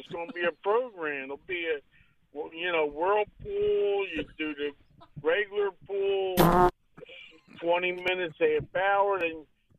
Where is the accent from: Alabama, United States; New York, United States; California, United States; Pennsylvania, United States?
Pennsylvania, United States; Philadelphia; my hometown is Philly.